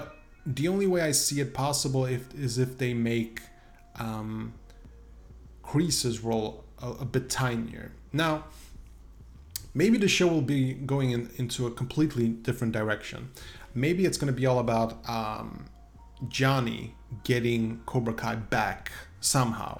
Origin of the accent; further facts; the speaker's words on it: Sweden; English is a second language; I'm from Sweden after all.